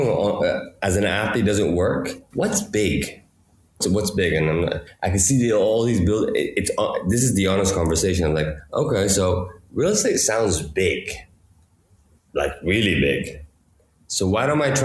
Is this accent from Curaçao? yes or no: no; Qatar; moved away as an adult; also born or lived in Madison, Wisconsin / Georgia; I grew up here in Qatar